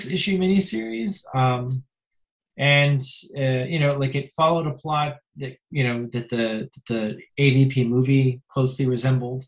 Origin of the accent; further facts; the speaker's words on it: Mississauga, Ontario, Canada; also born or lived in Perth, Ontario; when I was two, my family moved to Mississauga, which is a suburb of Toronto. And I've lived there ever since.